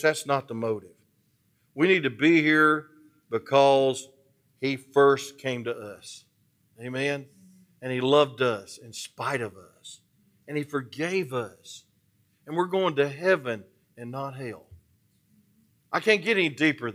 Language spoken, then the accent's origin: English; Atlanta, Georgia, United States; I'm from Atlanta.